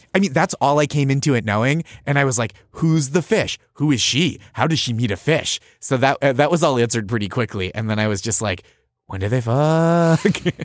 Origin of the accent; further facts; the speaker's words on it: just outside Boston, Massachusetts, United States; I grew up just outside Boston